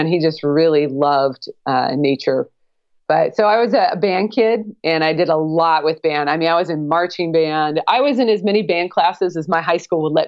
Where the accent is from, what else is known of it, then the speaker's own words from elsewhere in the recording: Portland, Oregon, United States; moved away as an adult; I grew up in the Pacific Northwest, Oregon, the Portland, Oregon area